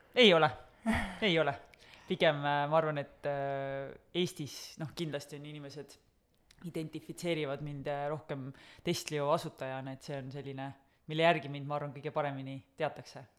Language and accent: Estonian; Kose, Harju County, Estonia; kui sa kasvad üles kuskil väikeses külas, nagu mina kasvasin Kosel